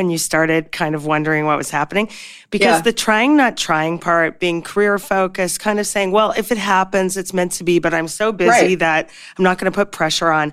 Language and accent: English; Canada; now in United States; I'm originally from Canada